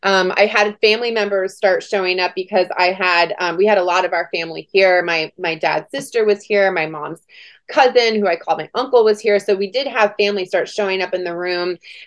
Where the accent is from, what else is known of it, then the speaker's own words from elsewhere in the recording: Washington, D.C., District of Columbia, United States; also born or lived in Germany / California; I was born in Germany. We lived in California and ended up moving to Washington, D.C. for at the Pentagon for my dad's job, of course. And had a really beautiful childhood.